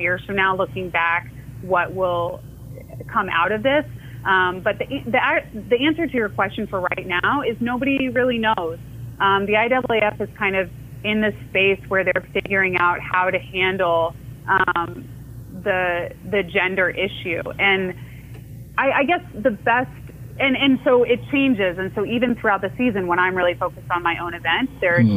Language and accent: English; Orlando, Florida, United States; also born or lived in Iowa; I was born in Iowa, but yeah, I, I, grew up in Orlando.